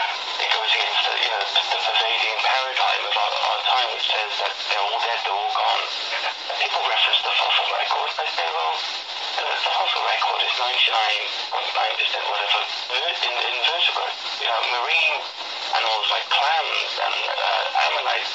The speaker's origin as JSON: {"language": "English", "region": "Wales", "country": "United Kingdom", "said": "I'm from Wales"}